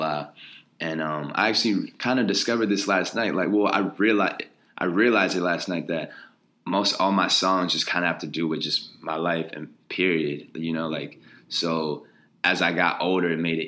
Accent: Columbus, Ohio, United States; moved away as an adult; also born or lived in Wooster, Ohio / Chicago; now in New York, United States; I grew up in Columbus

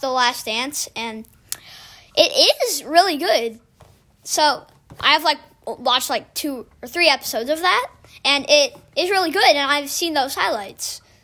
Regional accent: Chicago, Illinois, United States; I am from Chicago

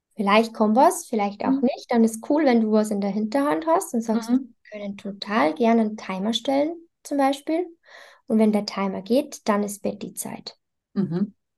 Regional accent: Bavaria, Germany; bei uns in Bayern

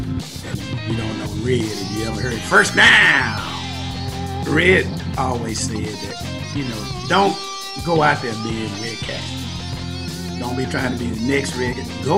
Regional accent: Lufkin, Texas, United States; That's a nice town, man. About 30,000 people or so. You know, football is king there.

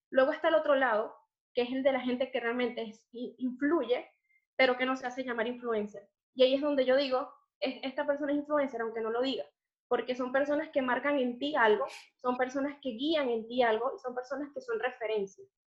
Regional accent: Los Teques, Miranda, Venezuela; moved away as an adult; also born or lived in Caracas; now in Spain; yo nací en Caracas, pero crecí en Los Teques. Eh, vivimos en los, Teques hasta que yo tenía unos 11 o 12 años.

